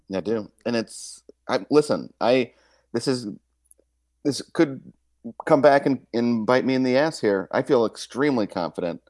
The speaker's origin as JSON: {"language": "English", "town": "Kansas City", "region": "Missouri", "country": "United States", "said": "I'm from Kansas City, too"}